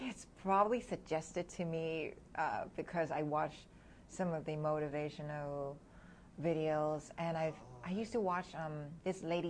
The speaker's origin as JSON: {"language": "English", "country": "Hong Kong", "tie": "born or raised there", "also_born_or_lived": "New Jersey / New York City", "moved": "as an adult", "lives_now": "United States", "said": "I was born and raised in Hong Kong, so I spent half of my life there"}